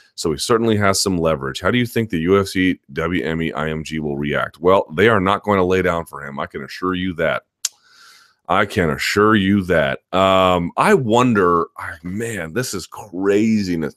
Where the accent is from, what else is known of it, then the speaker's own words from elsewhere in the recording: Washington, District of Columbia, United States; my hometown